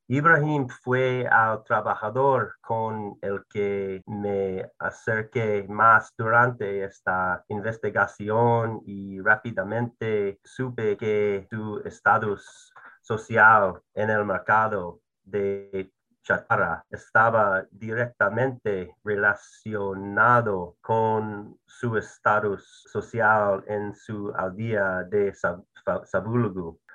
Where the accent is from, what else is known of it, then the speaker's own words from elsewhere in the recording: United States; soy blanco, soy estadounidense, soy un hombre